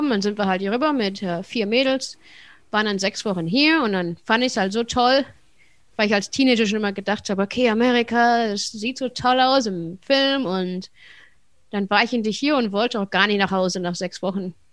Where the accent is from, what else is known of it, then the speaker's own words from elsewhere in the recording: Wuppertal, North Rhine-Westphalia, Germany; moved away as an adult; now in United States; Ähm, ja, ich bin geboren und aufgewachsen in Wuppertal